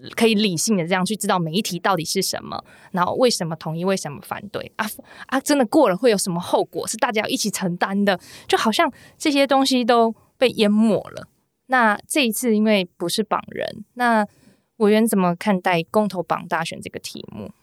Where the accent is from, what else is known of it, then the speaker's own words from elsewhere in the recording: Taichung, Taiwan; 我是台中人